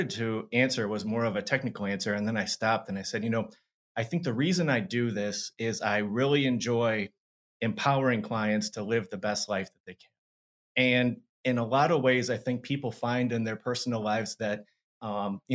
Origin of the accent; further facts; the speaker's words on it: Madison, Wisconsin, United States; moved away as an adult; also born or lived in Minneapolis, Minnesota / Arizona; I grew up here in Madison